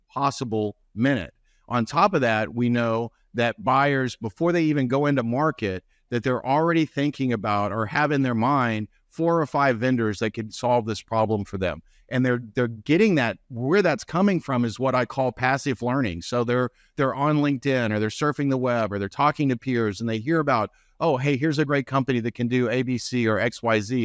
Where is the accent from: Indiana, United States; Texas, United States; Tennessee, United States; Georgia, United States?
Texas, United States; North; I'm from North Texas, so we have the Rangers